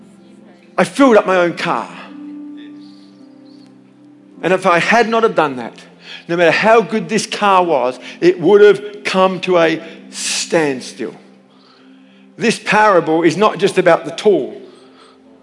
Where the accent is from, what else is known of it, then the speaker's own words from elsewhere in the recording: Elizabeth, South Australia, Australia; I was born in Elizabeth